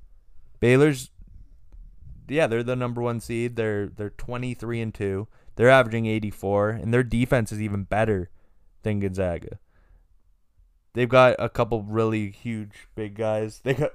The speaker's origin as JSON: {"language": "English", "country": "Canada", "said": "I'm a Canadian. I'm just a Canadian guy."}